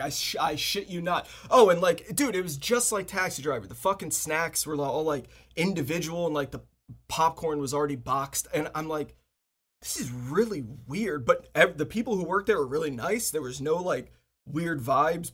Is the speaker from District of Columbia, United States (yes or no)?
yes; Washington, D.C. area, District of Columbia, United States; I live, I grew up in the Washington, D C area, suburb of Washington, D C.